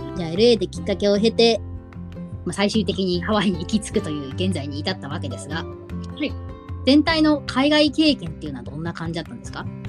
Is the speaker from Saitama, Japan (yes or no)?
yes; Saitama, Japan; 日本生まれ、はい、日本育ち埼玉県出身